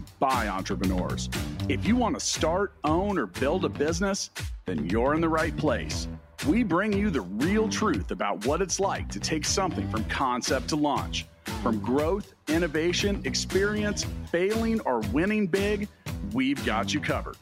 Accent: Kansas, United States; I'm from Kansas, good old Kansas

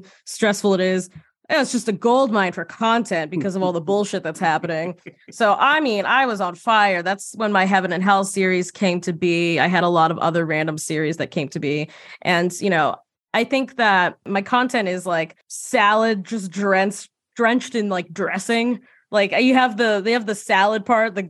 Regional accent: right outside of Boston, Massachusetts, United States; moved away as an adult; also born or lived in New York; I grew up right outside of Boston

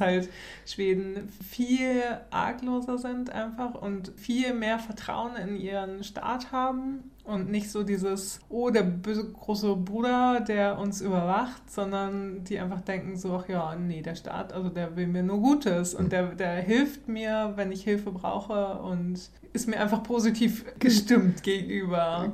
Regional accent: Germany; now in Sweden; wir als Deutsche

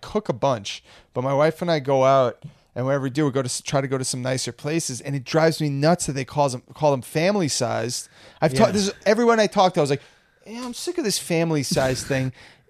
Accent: New Jersey, United States; moved away; Where I grew up in North Jersey

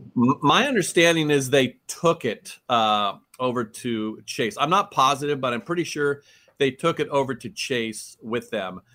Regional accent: Oakland, California, United States; I grew up in Oakland

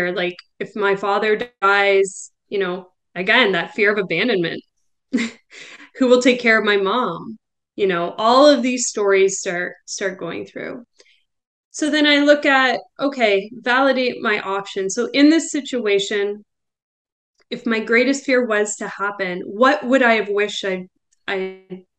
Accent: Belleville, Ontario, Canada; we moved back to my hometown. So we're in Belleville, Ontario now

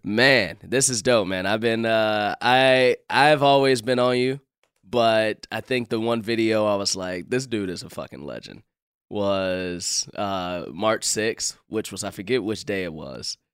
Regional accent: Chicago, Illinois, United States; now in Los Angeles, United States; I'm from Chicago, and I grew up during the Jordan time.

